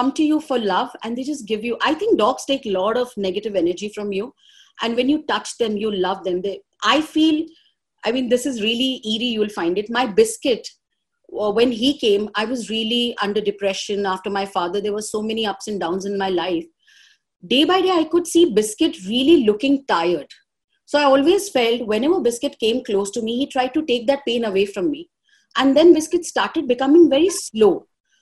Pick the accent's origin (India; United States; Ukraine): India; Mumbai, Maharashtra; I was born in Chembur, Mumbai, and I was born in Joy Hospital.